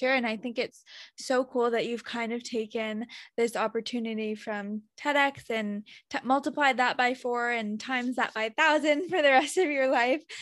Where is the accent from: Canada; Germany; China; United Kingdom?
China; I'm from China too. I was adopted.